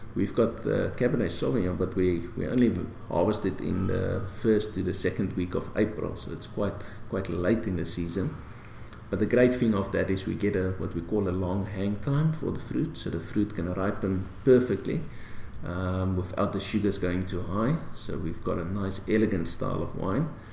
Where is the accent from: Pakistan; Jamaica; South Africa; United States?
South Africa; being proudly South African